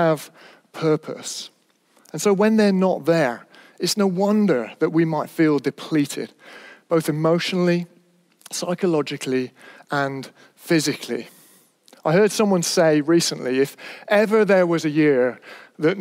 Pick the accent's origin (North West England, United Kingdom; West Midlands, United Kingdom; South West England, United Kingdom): South West England, United Kingdom; Stroud; I was brought up in Stroud in Gloucestershire, the Cotswolds, beautiful place.